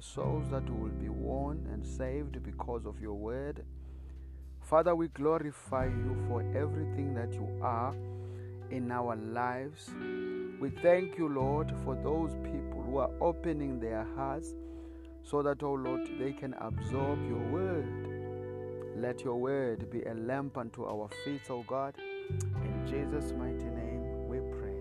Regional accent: South Africa; I'm from South Africa

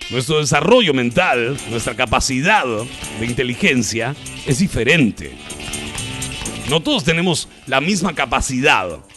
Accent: Mexico; la nueva universidad de donde yo soy, de México

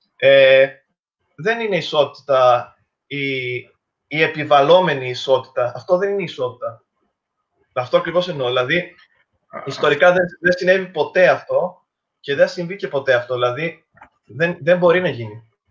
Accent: Crete, Greece; και εγώ και ο Μιχάλη είμαστε από Κρήτη

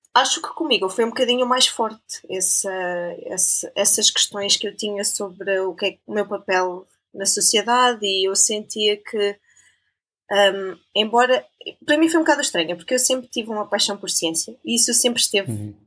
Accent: Portugal; moved away as an adult; now in Switzerland; ser portuguesa faz parte daquilo que eu sou

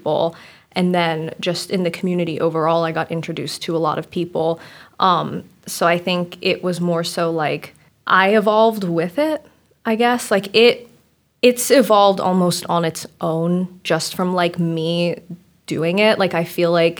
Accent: Germantown, Maryland, United States; also born or lived in Washington / Frederick, Maryland; I grew up in Germantown and then moved to Washington and then came to Frederick. So I was kind of bounced around, but Maryland, whole life.

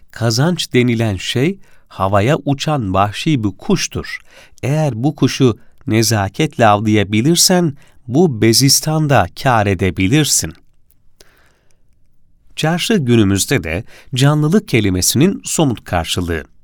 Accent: Kilis, Kilis Province, Turkey; Aslen Kilisliyim, babam kuyumcuydu.

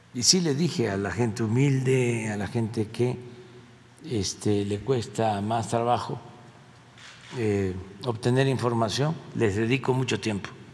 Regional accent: Mexico; Eso somos todos los mexicanos

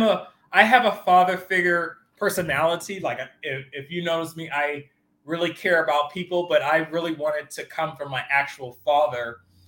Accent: Bahamas; born there; I was born in the Bahamas, and I didn't have a really good childhood growing up because my parents were separated

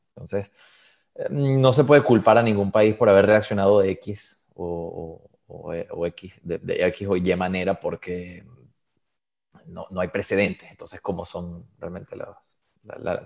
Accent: Venezuela; first language Spanish; moved away as an adult; also born or lived in Galicia, Spain; now in Switzerland; yo tenía en Venezuela todos mis amigos, tenía mi vida

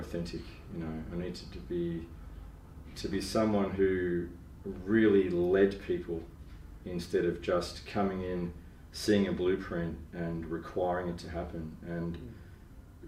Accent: Melbourne, Victoria, Australia; also born or lived in Asia; I grew up in Melbourne and grew up in the suburbs

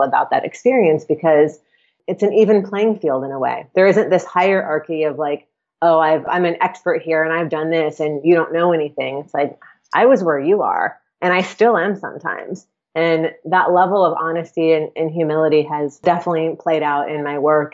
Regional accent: Atlanta, Georgia, United States; I grew up in Atlanta and I lived in town, so in the Atlanta proper

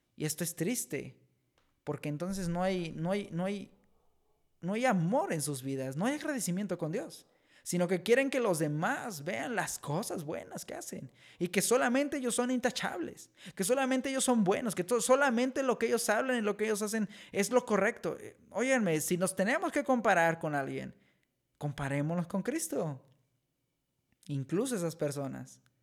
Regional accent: Mexico; aquí en México

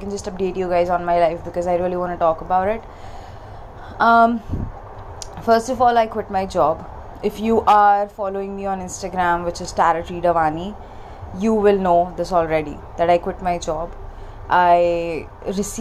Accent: India; also born or lived in Mumbai; I'm an Indian. I stay in India. I'm in Mumbai right now.

